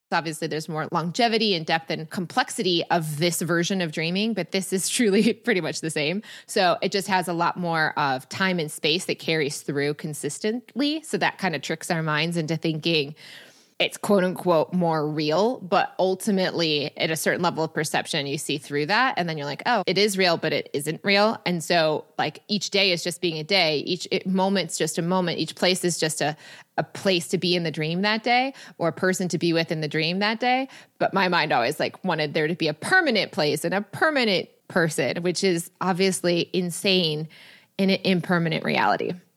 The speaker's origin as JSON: {"language": "English", "town": "Rochester", "region": "Michigan", "country": "United States", "tie": "born or raised there", "also_born_or_lived": "Ann Arbor, Michigan / Chicago", "moved": "as an adult", "said": "I grew up in Michigan. I grew up in Rochester, forty-five minutes from Detroit my whole life"}